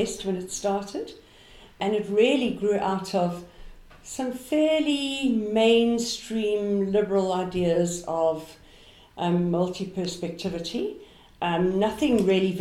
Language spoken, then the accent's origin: English; South Africa; I'm a South African history teacher by profession